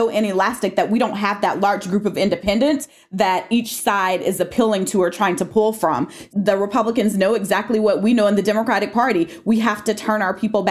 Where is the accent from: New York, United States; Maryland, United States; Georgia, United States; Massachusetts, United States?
Georgia, United States; Atlanta; also born or lived in Columbus, Georgia; I was born down in Teresa's part of the state in Columbus and came of age here and grew up politically here in Atlanta